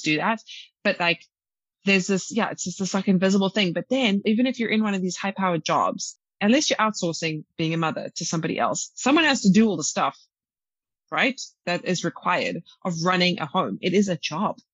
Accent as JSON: {"language": "English", "country": "South Africa", "said": "I'm from South Africa"}